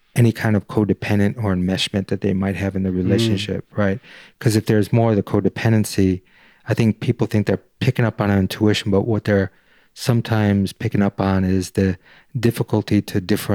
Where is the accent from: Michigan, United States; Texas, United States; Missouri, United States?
Michigan, United States; Detroit; Like I grew up in Detroit, and maybe there's something to that where, like, you know, I can walk in and feel like, nah, there's something about this dude, man.